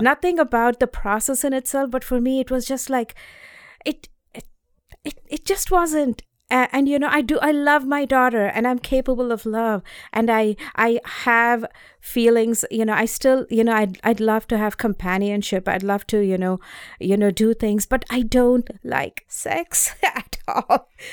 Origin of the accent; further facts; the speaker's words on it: India; moved away as an adult; also born or lived in North Carolina; now in Boston, United States; I grew up in India.